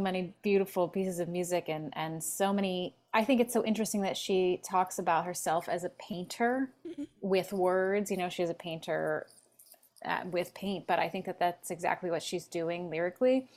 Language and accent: English; Philadelphia, Pennsylvania, United States; now in Los Angeles, United States; I'm from Philly originally mm-hmm. and and I live in LA.